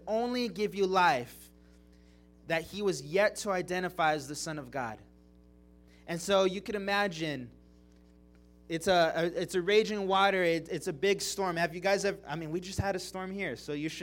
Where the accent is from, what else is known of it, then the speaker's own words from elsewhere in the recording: California, United States; moved away as an adult; now in Billings, United States; I'm from California